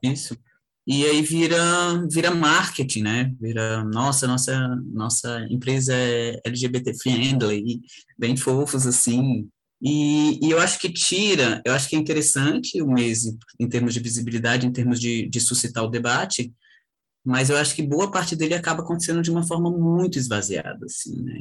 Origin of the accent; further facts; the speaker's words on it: Brasília, Federal District, Brazil; sou de Brasília.